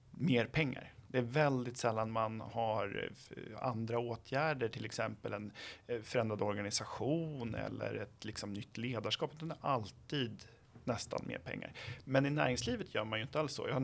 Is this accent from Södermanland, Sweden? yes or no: yes; Flen, Södermanland, Sweden; Ja, men jag kommer eh, från ehm, Flen så jag vet mm. vad litet det är.